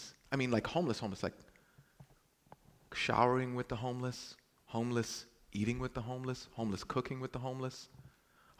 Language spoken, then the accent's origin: English; New York City, New York, United States; I'm from Brooklyn